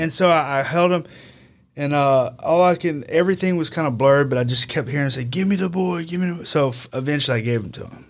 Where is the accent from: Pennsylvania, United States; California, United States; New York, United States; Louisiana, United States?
Louisiana, United States; Denham Springs; I'm from Denham Springs. I grew up here.